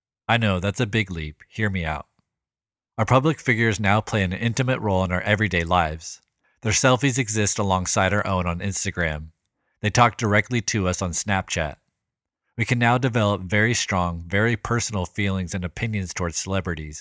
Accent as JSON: {"language": "English", "town": "Sacramento", "region": "California", "country": "United States", "tie": "born or raised there", "said": "my hometown of Sacramento, California"}